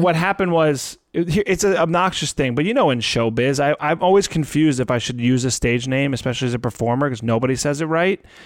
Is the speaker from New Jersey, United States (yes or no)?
yes; New Jersey, United States; I'm from Jersey